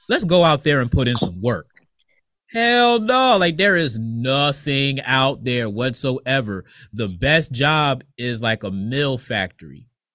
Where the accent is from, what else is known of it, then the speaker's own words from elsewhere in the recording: Bertie County, North Carolina, United States; And I can say it's my hometown in North Carolina.